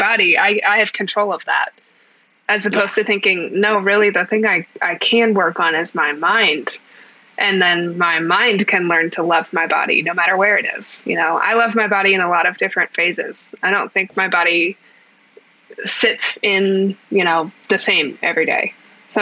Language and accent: English; United States; I'm technically an American with a disability.